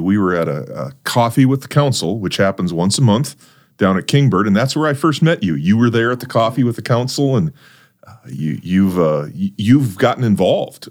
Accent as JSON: {"language": "English", "region": "North Dakota", "country": "United States", "tie": "born or raised there", "said": "I grew up in North Dakota"}